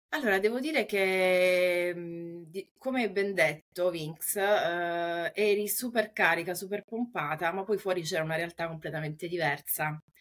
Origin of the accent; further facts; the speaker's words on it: Taranto, Apulia, Italy; now in Rome, Italy; sono nata in Puglia, eh, nello specifico a Taranto e attualmente risiedo a Roma